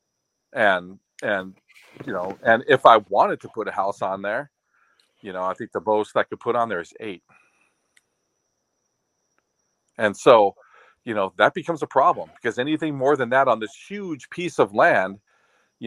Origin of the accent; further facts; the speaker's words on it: Oahu, Hawaii, United States; now in Maui, United States; I'm from Oahu